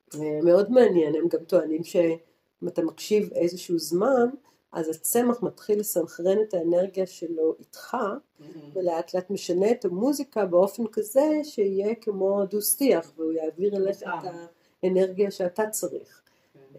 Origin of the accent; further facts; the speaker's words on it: Tel Aviv, Tel Aviv District, Israel; moved away as an adult; also born or lived in Jerusalem; now in Goa, India; מתל אביב, בתור תל אביבית